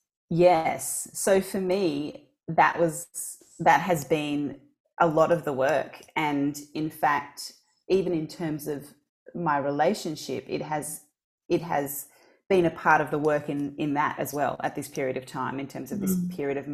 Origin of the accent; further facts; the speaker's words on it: Australia; also born or lived in Mozambique / Portugal; I was born in Mozambique. And when I was very young, when I was about 4 months old, I left Mozambique and went to Portugal with my grandmother without my parents, because at that time there was war. And then I lived in Portugal for about 4 years. And then I came to Australia